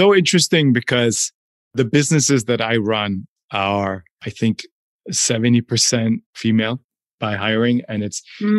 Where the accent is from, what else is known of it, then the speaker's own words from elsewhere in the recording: India; clearly there's a lot of privilege from my side of the world, even though I still face challenges being Indian